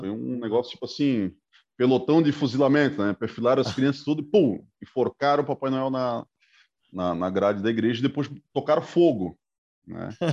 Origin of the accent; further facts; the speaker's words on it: Itajaí, Santa Catarina, Brazil; also born or lived in Pará; now in Brusque, Brazil; eu tenho muitas lembranças da cidade onde eu nasci, lá no, no Pará, porque foi justamente de quatro para cinco anos que eu migrei para Itajaí